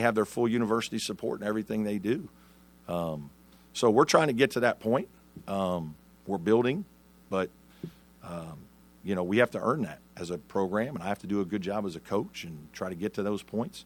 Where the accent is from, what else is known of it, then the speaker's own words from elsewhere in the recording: Evansville, Indiana, United States; moved away; I'm obviously from Evansville, Indiana, right? Grew up the son of a high school coach